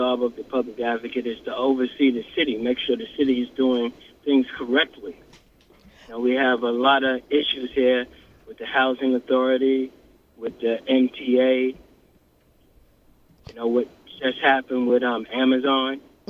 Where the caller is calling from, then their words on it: Queens, New York, United States; I'm calling from Queens right now.